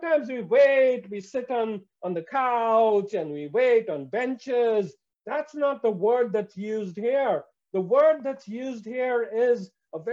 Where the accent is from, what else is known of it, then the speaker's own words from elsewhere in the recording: India; I come from India